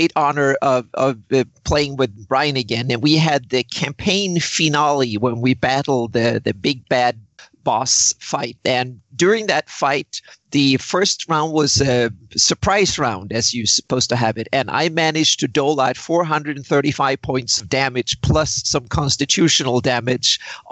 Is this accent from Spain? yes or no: no; Sweden; moved away as an adult; now in Southern California, United States; I grew up in Sweden